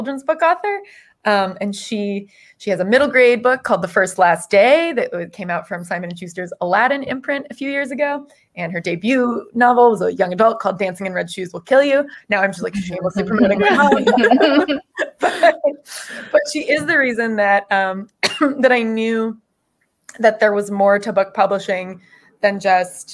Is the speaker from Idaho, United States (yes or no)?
no; Florida, United States; moved away; I grew up in Florida